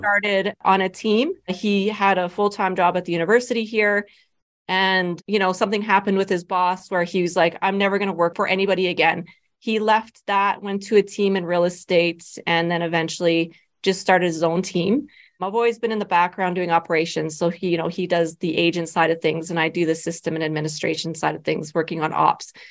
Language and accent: English; Medicine Hat, Alberta, Canada; also born or lived in Lethbridge, Alberta; I'm originally from Medicine Hat. That's where my family is.